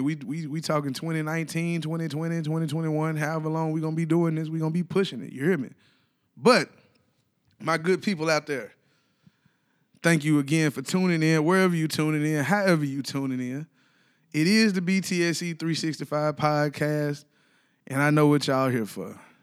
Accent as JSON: {"language": "English", "town": "Ripley", "region": "Tennessee", "country": "United States", "lives_now": "Nashville, United States", "said": "I'm from Ripley, Tennessee."}